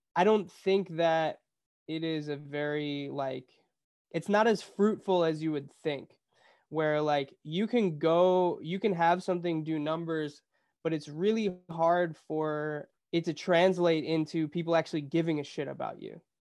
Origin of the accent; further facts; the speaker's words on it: Cleveland, Ohio, United States; moved away as an adult; also born or lived in Boston; now in Los Angeles, United States; I'm from Cleveland, Ohio